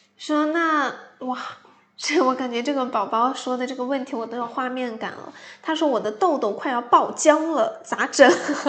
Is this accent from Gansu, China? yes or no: yes; Gansu, China; moved away; 我老家是甘肃的嘛，其实那边还是紫外线还是蛮强烈的